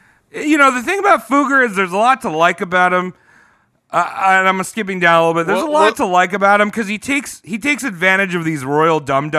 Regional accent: United States; I'm American. I'm calling him Jake.

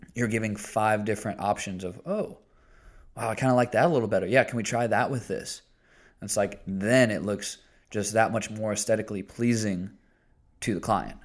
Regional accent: Indiana, United States; I'm still from Indiana.

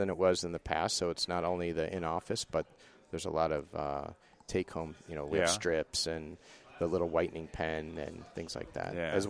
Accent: Ventura County, Southern California, United States; moved away as an adult; now in Buffalo, United States; I grew up in Ventura County. I was a beach guy

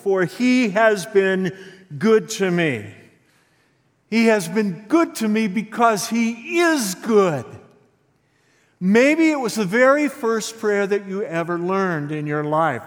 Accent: Santa Fe, Texas, United States; I grew up in Santa Fe, Texas.

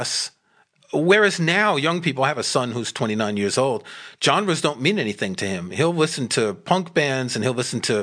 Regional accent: New York City, New York, United States; I grew up in Queens, so I was what we called the bridge and tunnel crowd

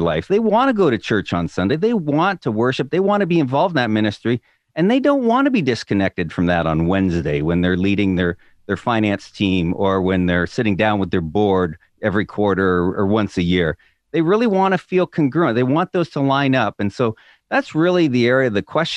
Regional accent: Southern Ontario, Canada; moved away as an adult; also born or lived in New York State; now in Illinois, United States; I grew up in Southern Ontario in Canada

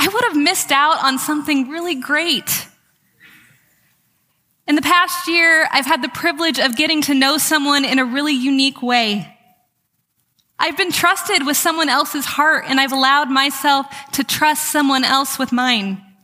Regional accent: California, United States; I'm from California

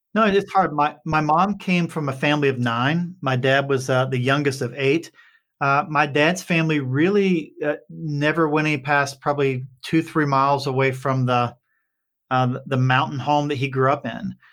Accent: Appalachia, Kentucky, United States; I grew up on a holler in Kentucky

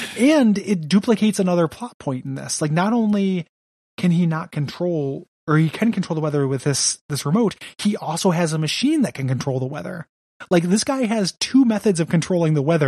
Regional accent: DeKalb, Illinois, United States; the nicest country club in DeKalb, Illinois, is still not very nice, but still was like, the hoi polloi of my shitty hometown

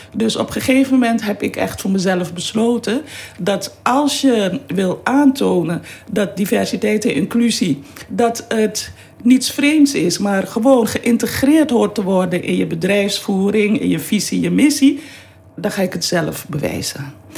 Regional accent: Suriname; also born or lived in Amsterdam Zuidoost / Utrecht; now in Netherlands; Ik ben geboren in Suriname

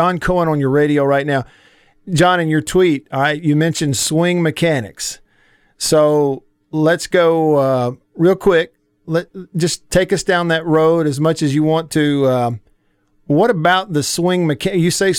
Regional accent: the South, United States; as a kid growing up in the South

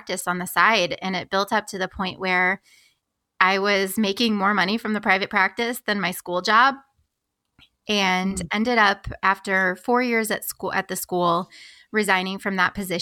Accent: Springfield, Illinois, United States; came back to Springfield, my hometown in Illinois

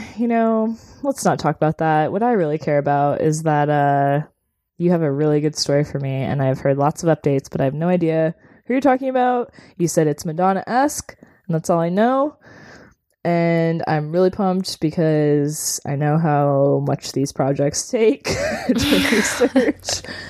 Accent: Chicago, Illinois, United States; also born or lived in Evanston; I was born in Chicago too

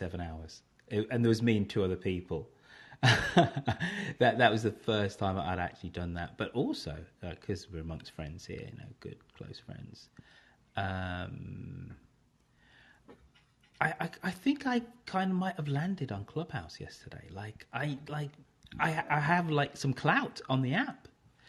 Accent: Birmingham, West Midlands, United Kingdom; accent: English; now in California, United States; So I am a black Brummie from England in the United Kingdom

